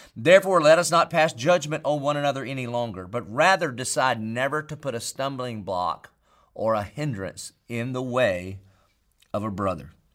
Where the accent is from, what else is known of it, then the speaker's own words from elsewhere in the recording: Marion, South Carolina, United States; I grew up in Marion, South Carolina